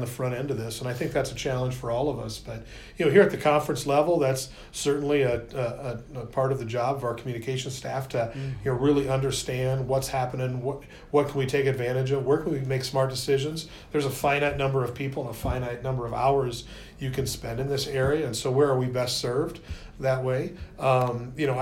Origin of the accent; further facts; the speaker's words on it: Northern California, United States; moved away; I grew up in Northern California